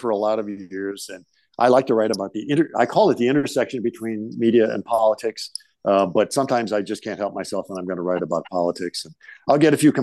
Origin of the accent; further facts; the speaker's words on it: St. Louis, Missouri, United States; moved away as an adult; now in Des Moines, United States; I grew up in St. Louis